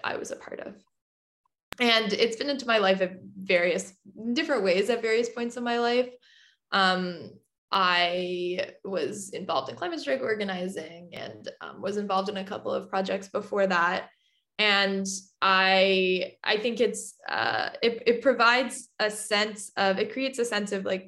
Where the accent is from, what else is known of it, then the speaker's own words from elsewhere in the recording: Vancouver, British Columbia, Canada; I grew up in BC. I grew up in Vancouver